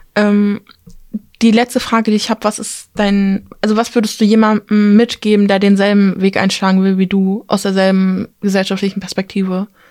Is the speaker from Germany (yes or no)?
no; Turkey; ich komme aus der Türkei